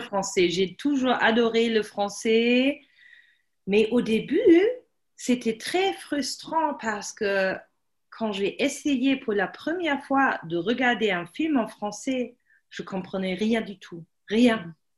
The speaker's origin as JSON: {"language": "French", "country": "Germany", "also_born_or_lived": "Paris, France", "second_language": "French", "said": "moi je suis allemande"}